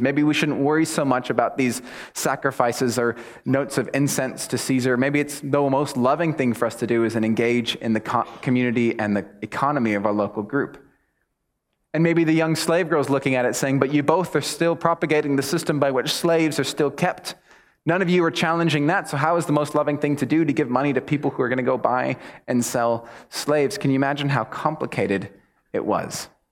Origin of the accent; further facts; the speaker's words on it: United States; I'm American